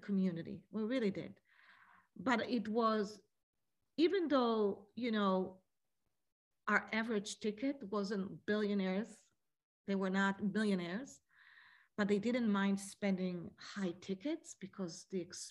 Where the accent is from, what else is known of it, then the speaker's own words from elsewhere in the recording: Israel; moved away; growing up in Israel as a little kid